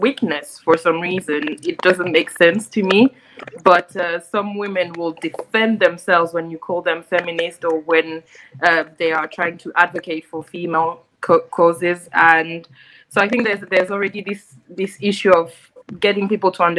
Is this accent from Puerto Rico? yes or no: no; Côte d’Ivoire; moved away; I'm from the Ivory Coast originally. So I guess I have that more French-speaking Africa perspective.